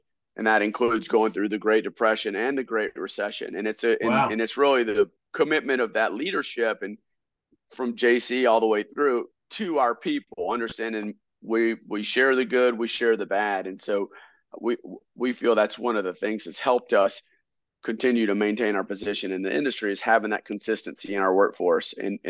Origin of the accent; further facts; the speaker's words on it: Statesville, North Carolina, United States; we come from Statesville, North Carolina. It's right at the crossroads of I-40 and I-77, but it's in Iredell County.